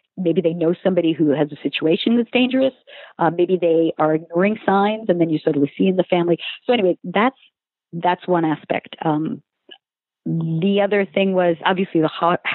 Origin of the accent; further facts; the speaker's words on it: Long Island, New York, United States; I'm from Long Island